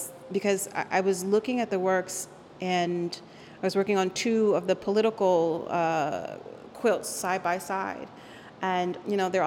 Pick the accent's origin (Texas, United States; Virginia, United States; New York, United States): Virginia, United States; Arlington; first language Spanish; English is a second language; also born or lived in Puerto Rico; I was raised in Arlington, Virginia, but by a certain age, I decided that I needed to be able to go back and have a relationship with my birthplace, you know, Puerto Rico.